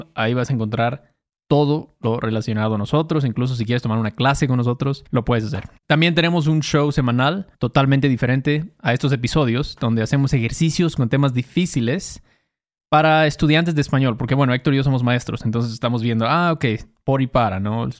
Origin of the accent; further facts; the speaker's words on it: Mexico; soy mexicano